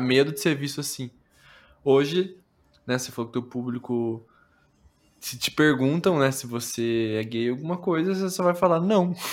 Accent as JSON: {"language": "Portuguese", "region": "interior of Paraná", "country": "Brazil", "said": "eu sou do interior do Paraná"}